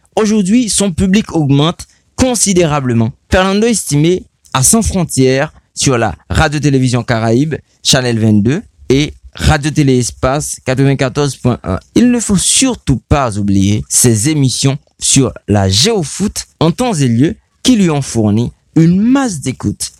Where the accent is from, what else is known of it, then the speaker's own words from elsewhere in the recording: Haiti; chez nous en Haïti